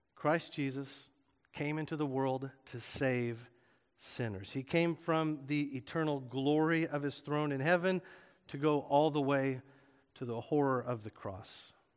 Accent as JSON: {"language": "English", "region": "Oklahoma", "country": "United States", "tie": "born or raised there", "moved": "yes", "said": "I grew up in Oklahoma"}